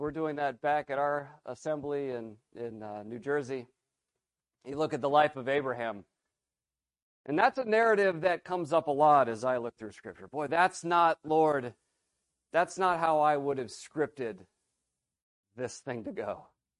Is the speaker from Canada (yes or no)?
no; Philippines; I grew up in the Philippines. Many of you know my dad. He's been here. And my parents are missionaries.